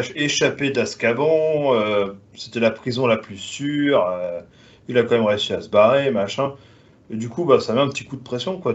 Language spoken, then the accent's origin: French; France; je suis français